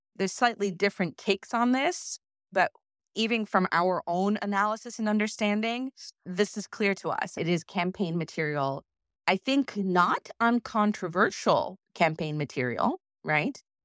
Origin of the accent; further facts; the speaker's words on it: Kyiv, Ukraine; moved away; I grew up in part in Kyiv